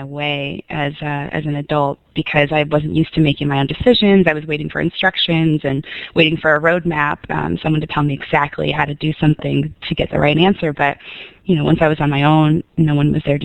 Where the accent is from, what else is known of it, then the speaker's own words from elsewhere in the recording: Sonoma, California, United States; moved away as an adult; also born or lived in San Francisco; now in Jackson, United States; I grew up in Northern California in a small town, Sonoma